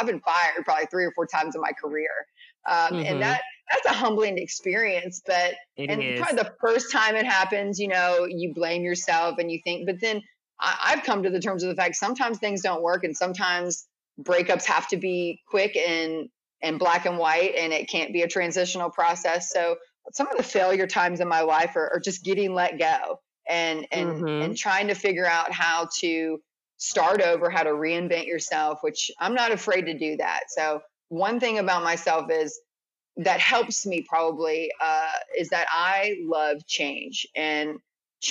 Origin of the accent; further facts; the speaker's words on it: DC area, Maryland, United States; moved away as an adult; now in Atlanta, United States; I'm from Maryland, DC area. And so I'm from a big city